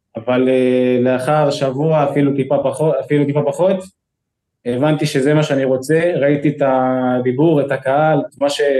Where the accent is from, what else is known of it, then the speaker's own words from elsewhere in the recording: Kfar Saba, Central District, Israel; אני כל החיים שלי גדלתי בכפר סבא